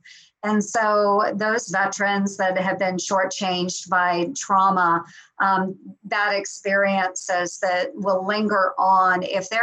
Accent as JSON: {"language": "English", "region": "rural Southwest Iowa", "country": "United States", "tie": "born or raised there", "said": "I was born and raised in Iowa"}